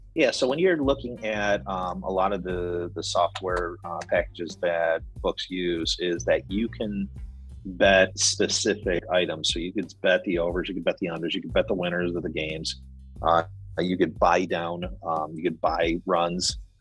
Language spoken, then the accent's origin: English; United States; I'm American.